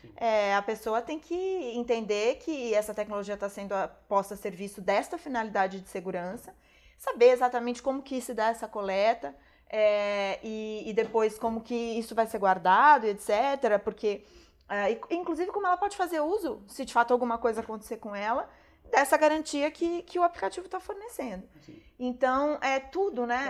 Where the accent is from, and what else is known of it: Brazil